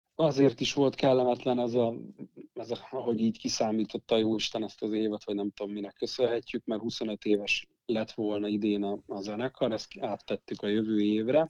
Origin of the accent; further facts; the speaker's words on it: Eger, Heves, Hungary; minden tagunk egri, egri születésű, nagy részt itt élünk